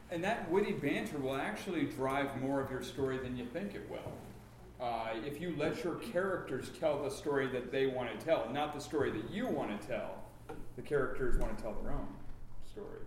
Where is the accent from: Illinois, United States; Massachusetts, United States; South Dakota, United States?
South Dakota, United States; I'm from the Midwest. I'm from South Dakota.